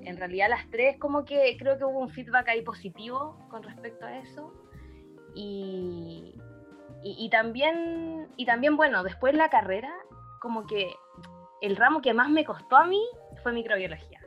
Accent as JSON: {"language": "Spanish", "town": "Iquique", "region": "Tarapacá", "country": "Chile", "said": "yo soy de Iquique"}